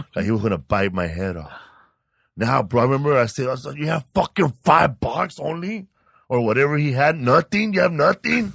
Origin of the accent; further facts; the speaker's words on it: Sinaloa, Mexico; now in Los Angeles, United States; I'm from Sinaloa, Mexico